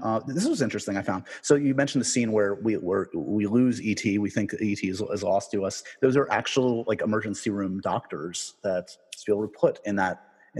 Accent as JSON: {"language": "English", "town": "New York City", "region": "New York", "country": "United States", "tie": "born or raised there", "said": "I grew up in New York City."}